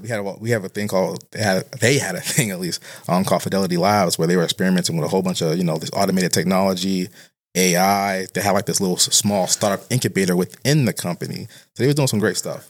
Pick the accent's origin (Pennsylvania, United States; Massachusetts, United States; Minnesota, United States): Massachusetts, United States; Boston; I'm from Boston, but I'm particularly, uh, from a neighborhood called Roxbury